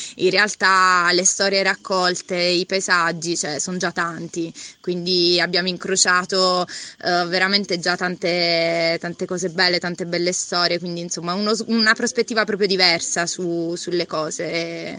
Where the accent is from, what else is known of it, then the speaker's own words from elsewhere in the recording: Foggia, Apulia, Italy; now in Bari, Italy; vengo da Foggia e vivo a Bari